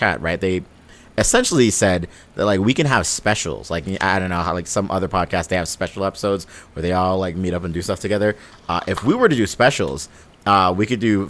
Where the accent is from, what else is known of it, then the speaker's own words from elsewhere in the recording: Belize; now in Los Angeles, United States; I am not from America. For anyone that doesn't know, I'm from a small country called Belize